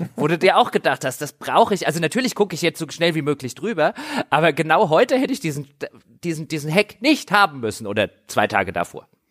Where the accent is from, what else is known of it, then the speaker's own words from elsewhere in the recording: Griesheim, Hesse, Germany; in dem Ort, wo ich herkomme, also in Griesheim